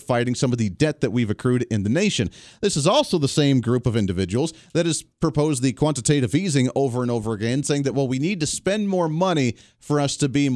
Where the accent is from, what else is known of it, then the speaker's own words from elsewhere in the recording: Kansas, United States; I'm from the Kansas area, my Wichita flagship here